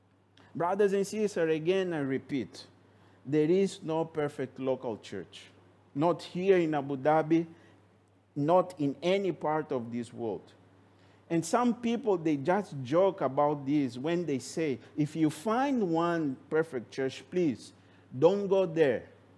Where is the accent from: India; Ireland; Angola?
Angola; simply because that brother is from Angola, I am from Angola, then we can get together because we have the same culture.